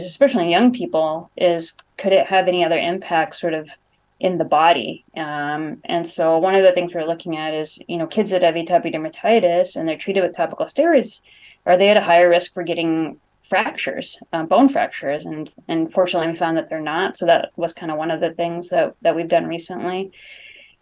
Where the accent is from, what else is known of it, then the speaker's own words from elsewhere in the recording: Bay Area, California, United States; moved away as an adult; now in Rochester, United States; I'm originally a Californian from the Bay Area, came out to Mayo